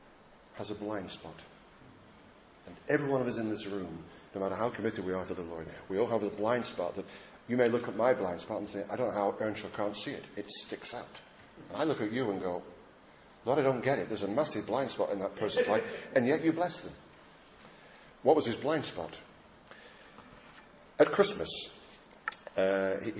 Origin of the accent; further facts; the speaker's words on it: Lancashire, North West England, United Kingdom; I was brought up in Lancashire